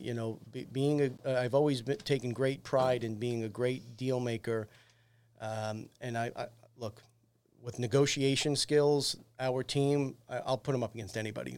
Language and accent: English; New York City, New York, United States; I'm born and raised in Staten Island